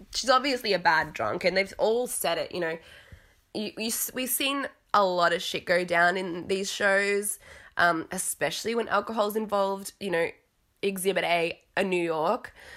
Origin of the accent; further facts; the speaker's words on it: Australia; accent: mashed up accent; growing up in Australia to a British parent and a Canadian parent